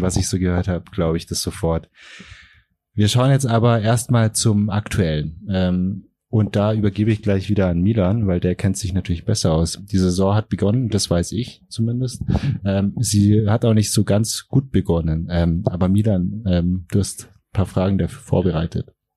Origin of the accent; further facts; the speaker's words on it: Allgäu, Germany; Ich komme selber aus dem Allgäu